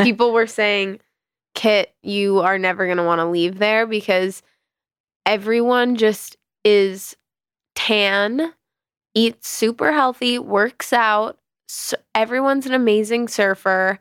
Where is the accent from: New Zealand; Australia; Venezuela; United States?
United States; New York; I grew up in the West Village